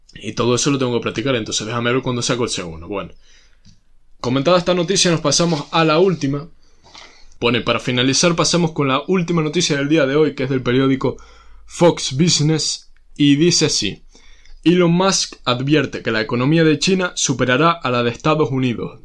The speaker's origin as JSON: {"language": "Spanish", "country": "Spain", "said": "somos españoles"}